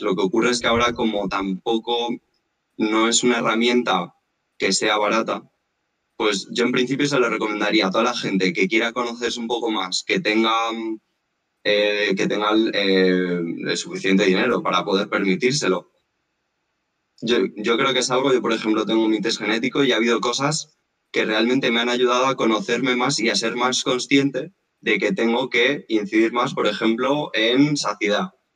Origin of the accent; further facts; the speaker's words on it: Madrid, Community of Madrid, Spain; moved away as an adult; now in Mallorca, Spain; yo soy de Madrid